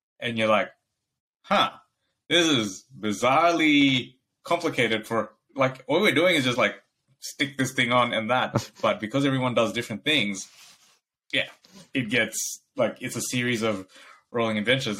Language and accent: English; Bangladesh; moved away; I grew up in Bangladesh